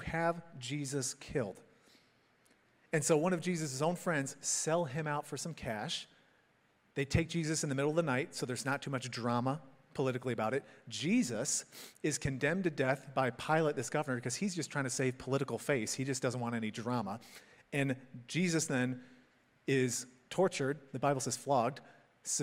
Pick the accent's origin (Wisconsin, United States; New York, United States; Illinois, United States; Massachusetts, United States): Illinois, United States; Chicago suburbs; moved away; I grew up in the Chicago suburbs